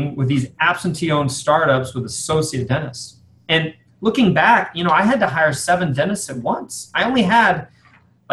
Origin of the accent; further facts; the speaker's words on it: San Antonio, Texas, United States; my hometown of San Antonio